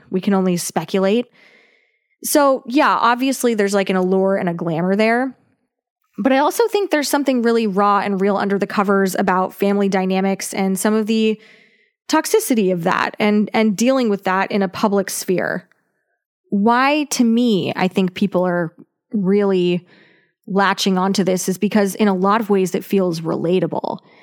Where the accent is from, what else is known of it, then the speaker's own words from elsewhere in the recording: California, United States; We are from California